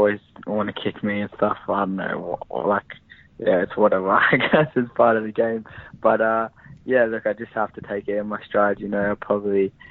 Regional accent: Perth, Western Australia, Australia; born or raised there; moved away as an adult

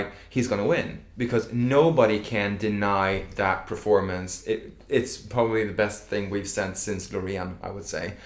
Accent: Sweden; I'm from Sweden.

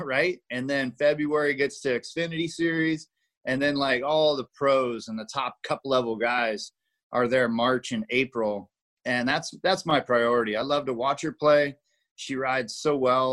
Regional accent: Las Vegas, Nevada, United States; my hometown track

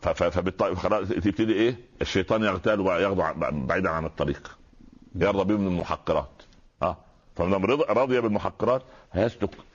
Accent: Egypt; واحنا اخوال احنا كما يعني الناس المصريين هم اخوال اسماعيل

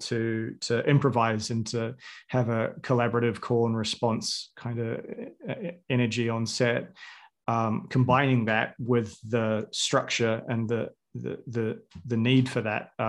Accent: New Zealand; I was 13 when Lord of the Rings came out, and I'm from New Zealand.

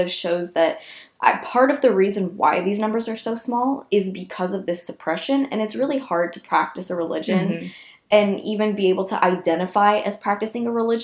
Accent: Iran; moved away; I was born in Iran

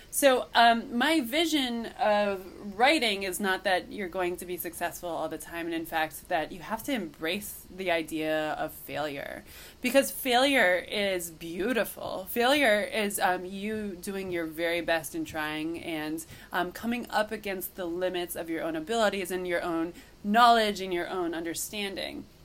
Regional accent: Cooperstown, New York, United States; moved away; also born or lived in Madison; I was so homesick for the my hometown, which I'd been away from for years at this point, that um, I just wanted to live in Cooperstown for a little longer

